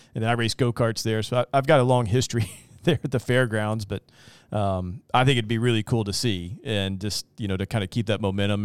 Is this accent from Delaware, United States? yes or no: yes; Dover, Delaware, United States; this is my hometown